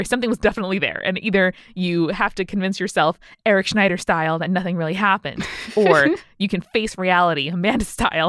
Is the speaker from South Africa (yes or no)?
no; United Kingdom; Being British, I decided the best course of action was to apologize